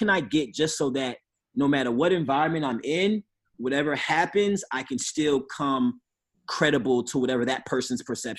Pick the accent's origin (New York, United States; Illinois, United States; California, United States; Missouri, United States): Missouri, United States; St. Louis; also born or lived in Chicago / New Jersey; I grew up in St. Louis and Chicago. I lived in New Jersey.